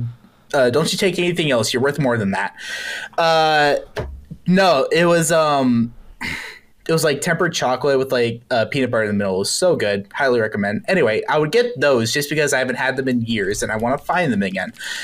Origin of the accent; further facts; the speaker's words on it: Florida, United States; now in Nevada, United States; I'm in Nevada, and I grew up in Florida.